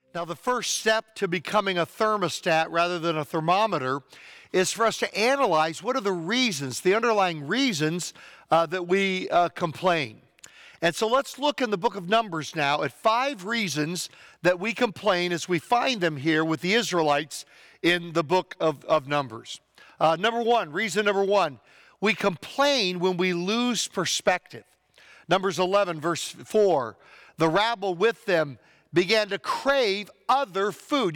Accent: United States; As American Christians

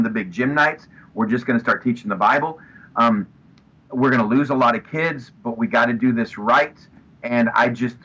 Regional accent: West Texas, United States; moved away; also born or lived in Pomona; growing up in West Texas

